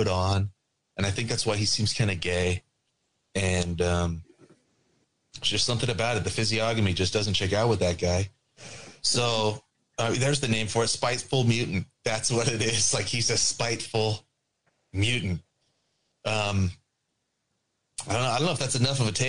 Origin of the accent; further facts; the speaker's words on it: California, United States; I'm from California.